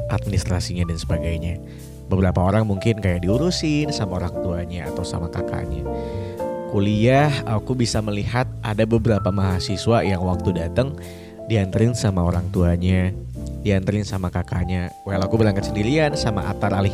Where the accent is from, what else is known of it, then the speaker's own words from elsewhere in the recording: Pontianak, West Kalimantan, Indonesia; now in Yogyakarta, Indonesia; kampung halamanku tuh di Pontianak di Kalimantan Barat.